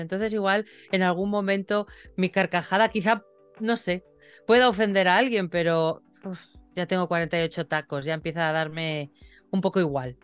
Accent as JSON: {"language": "Spanish", "town": "Torrelavega", "region": "Cantabria", "country": "Spain", "tie": "born or raised there", "said": "yo era una niña que creció en un pueblo. Hoy ese pueblo es un poquito más grande, ya que está unido a, la ciudad de Torre la Vega... pero mi pueblo se llama Tanos"}